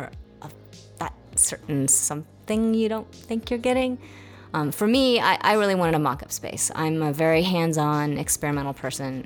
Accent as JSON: {"language": "English", "town": "Seattle", "region": "Washington", "country": "United States", "also_born_or_lived": "Santa Fe / New York City", "moved": "as an adult", "said": "I'm actually from Seattle originally, so I ended up moving back home."}